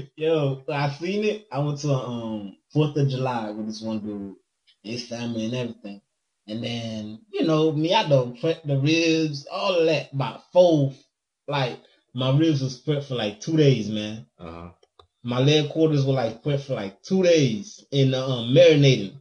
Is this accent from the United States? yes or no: no; Haiti; moved away; growing up in Haiti